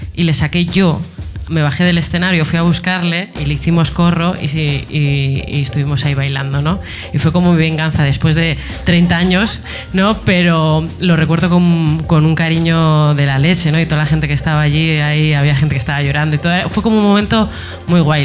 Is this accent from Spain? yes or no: yes; Etxebarri, Basque Country, Spain; yo cuando era pequeña, yo soy de Echevarri eh, y en las fiestas de mi barrio